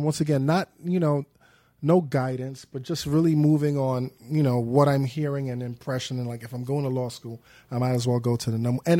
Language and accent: English; New York City, New York, United States; I grew up in the Crown Heights section of Brooklyn on Lincoln Place between Albany and the legendary Troy Avenue.